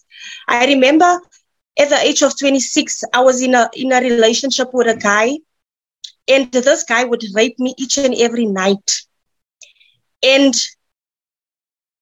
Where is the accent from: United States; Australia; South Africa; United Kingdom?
South Africa; Midrand, Gauteng; I'm from Midrand